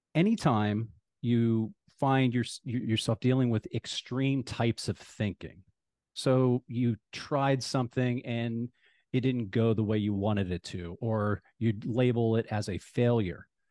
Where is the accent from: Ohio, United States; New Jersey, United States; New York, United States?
Ohio, United States; now in Phoenix, United States; Ohio, I'm from Ohio